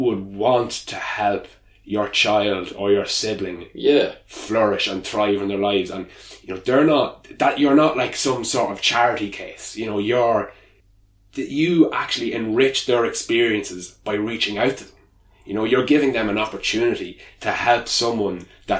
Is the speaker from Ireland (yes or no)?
yes; Kilberry, Ireland; I grew up in Kilberry and, you know, I went to Lismullen School